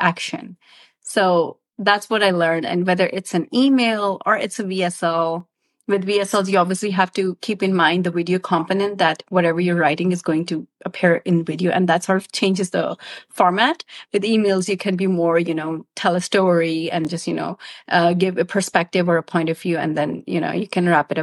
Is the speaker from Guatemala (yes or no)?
no; Pakistan; I'm from Pakistan